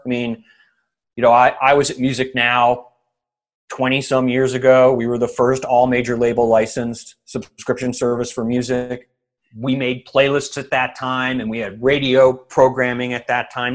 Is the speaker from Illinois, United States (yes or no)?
yes; Evanston, Illinois, United States; also born or lived in Rochester, New York; I was born in Rochester, New York, because my dad worked for Kodak, but by the time I was like three years old, we were in Evanston, Illinois